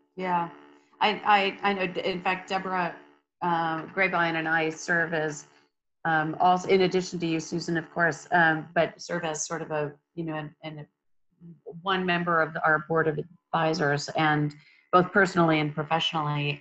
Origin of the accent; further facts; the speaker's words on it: Minnesota, United States; now in Texas, United States; I grew up in Minnesota